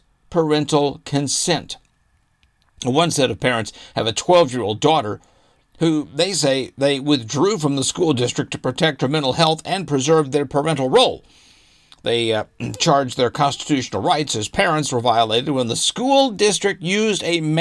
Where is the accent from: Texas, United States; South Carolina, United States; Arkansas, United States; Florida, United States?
Arkansas, United States; I grew up in Arkansas, and I've stayed in some pretty seedy places in Arkansas.